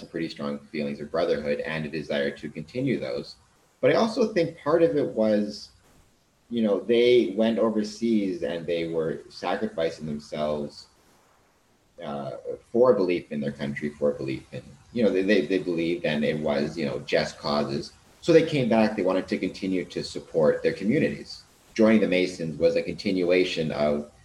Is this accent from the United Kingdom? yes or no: no; Canada; we're Canadian